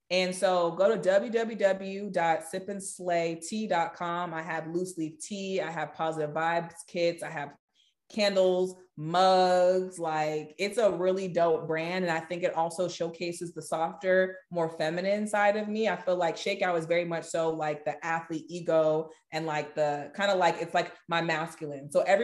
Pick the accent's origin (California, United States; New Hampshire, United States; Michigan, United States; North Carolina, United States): California, United States; I'm from Cali. Like, we love people.